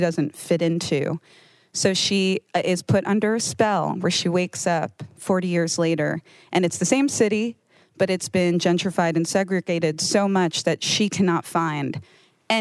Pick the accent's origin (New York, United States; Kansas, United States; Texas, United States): New York, United States; New York City; I grew up in the Bronx